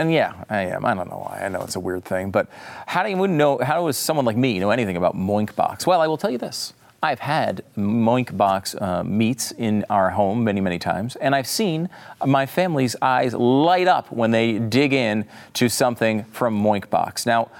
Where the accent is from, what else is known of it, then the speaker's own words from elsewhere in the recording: Connecticut, United States; also born or lived in New York; I was born in New York, I grew up in Connecticut, I'm from the North, and now I'm being targeted.